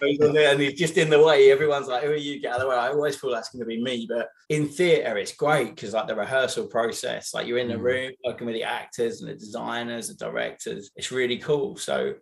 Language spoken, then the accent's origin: English; near Basildon, Essex, East of England, United Kingdom; moved away; also born or lived in London; I grew up near Basildon in Essex